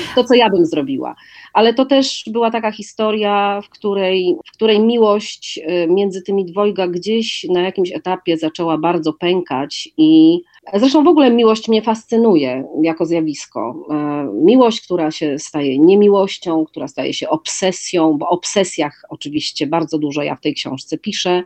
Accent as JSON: {"language": "Polish", "town": "Wrocław", "region": "Lower Silesian Voivodeship", "country": "Poland", "tie": "born or raised there", "also_born_or_lived": "Warsaw", "moved": "as an adult", "said": "Wrocław z bardzo prostej przyczyny, a mianowicie jest to moje rodzinne miasto."}